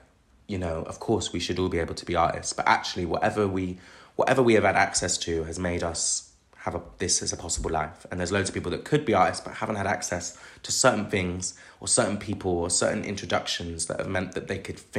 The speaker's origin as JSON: {"language": "English", "town": "Bristol", "region": "South West England", "country": "United Kingdom", "tie": "born or raised there", "moved": "yes", "lives_now": "London, United Kingdom", "said": "my hometown's Bristol. Like, you know, it's not, you know, even though I'm from the outskirts of it"}